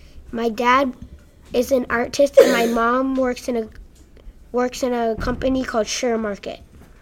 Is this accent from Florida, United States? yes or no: no; Los Angeles, California, United States; I am in fourth grade, and I am from Los Angeles.